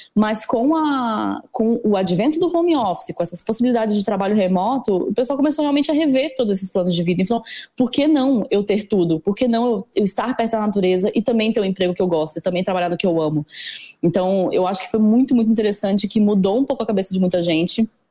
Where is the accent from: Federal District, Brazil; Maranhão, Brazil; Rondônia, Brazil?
Federal District, Brazil; Brasília; moved away as an adult; now in São Paulo, Brazil; Eu sou de Brasília originalmente. E Brasília é uma cidade super verde, eu morava perto do lago